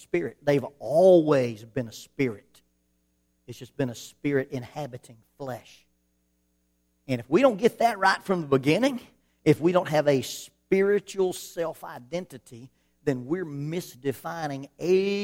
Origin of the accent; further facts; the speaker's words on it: Alabama, United States; I grew up in Alabama